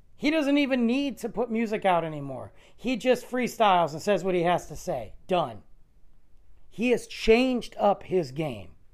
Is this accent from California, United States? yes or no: no; Detroit, Michigan, United States; I'm from Detroit.